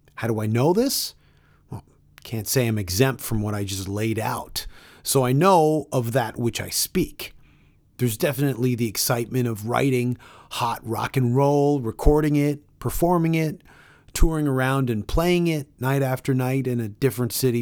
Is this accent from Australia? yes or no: no; Toronto, Ontario, Canada; I grew up in Toronto